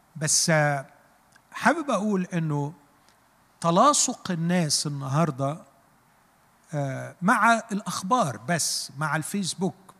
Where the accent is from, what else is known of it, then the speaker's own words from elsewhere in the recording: Egypt; احنا كمصريين